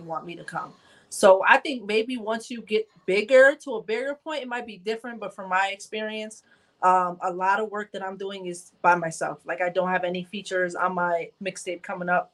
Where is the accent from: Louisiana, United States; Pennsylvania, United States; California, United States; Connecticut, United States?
Connecticut, United States; Bridgeport; I am from Bridgeport, Connecticut